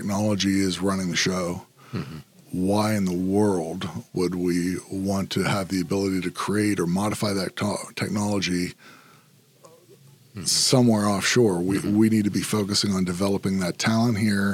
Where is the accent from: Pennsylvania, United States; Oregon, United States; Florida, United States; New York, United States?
Pennsylvania, United States; Altoona; I'm originally from Altoona, Pennsylvania. I'm actually sixth generation, all in Altoona.